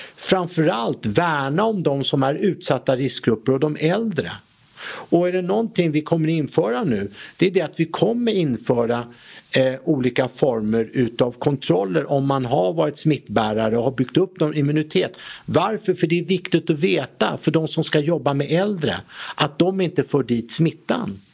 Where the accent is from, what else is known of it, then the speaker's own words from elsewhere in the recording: Sweden; Vi som svenskar